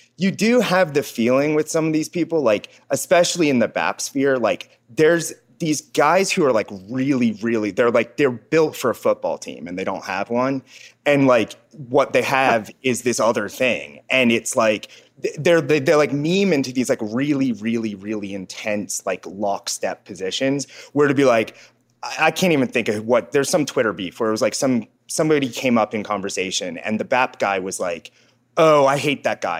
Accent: Cincinnati, Ohio, United States; moved away; also born or lived in Dunsmuir, California / Los Angeles; I grew up in Cincinnati

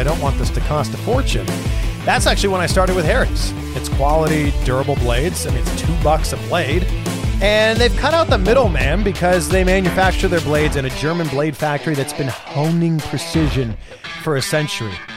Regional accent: Pickering, Ontario, Canada; we both grew up very close to each other. I'm from Pickering

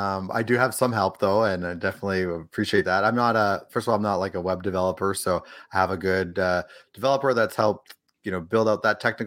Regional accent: Edmonton, Alberta, Canada; now in Los Angeles, United States; No, I'm from Edmonton originally, grew up there, spent most of my time in Edmonton. I moved out to L.A. Several years ago, so that's where I'm based now.

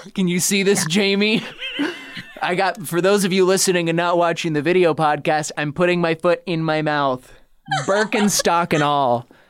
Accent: Idaho, United States; now in Los Angeles, United States; I grew up in Idaho

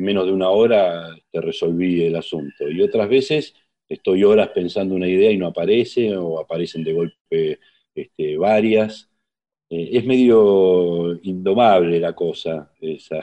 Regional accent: José Mármol, Buenos Aires Province, Argentina; nos mudamos al Gran Buenos Aires, a José Mármol, barrio de zona sur del Gran Buenos Aires, y ahí viví hasta mi adolescencia, 17 años

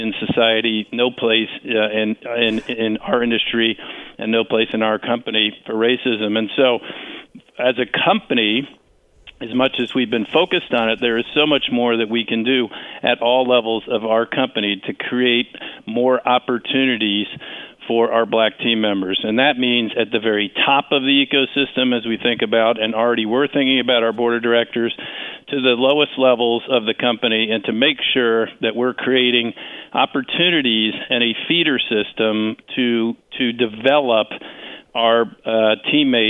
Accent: Washington, District of Columbia, United States; my hometown of Washington

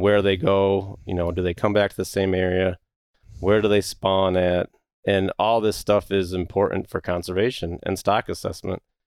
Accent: Michigan, United States; I'm from Michigan

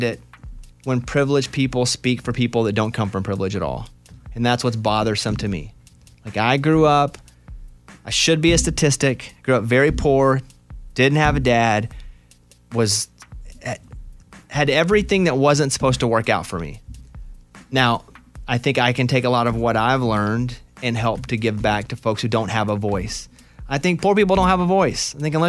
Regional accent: Arkansas, United States; Now, I grew up in Arkansas. Spent all my life there. I'm proud of it.

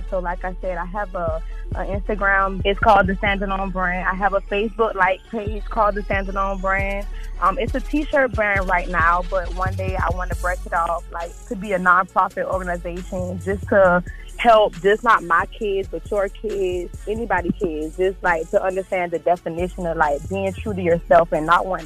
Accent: Savannah, Georgia, United States; I'm from Savannah, Georgia.

